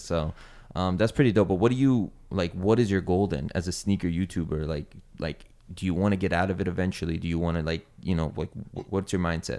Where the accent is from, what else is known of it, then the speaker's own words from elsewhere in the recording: the Bay Area, California, United States; I'm from the Bay